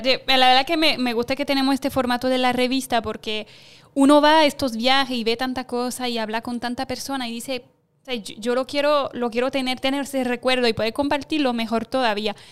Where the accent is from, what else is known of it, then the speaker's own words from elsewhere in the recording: France; moved away as an adult; now in Puerto Rico; yo como francesa